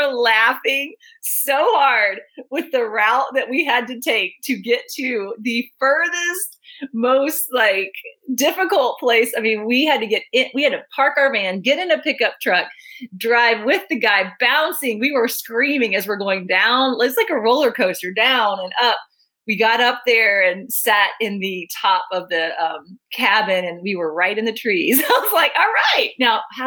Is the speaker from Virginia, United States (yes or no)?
yes; Virginia, United States; now in Dallas, United States; I grew up in Virginia too